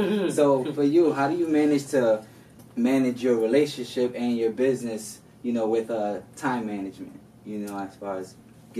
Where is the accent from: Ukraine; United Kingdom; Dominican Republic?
Dominican Republic; accent: Dominican; also born or lived in New York; I'm Dominican, so my accent kind of comes out.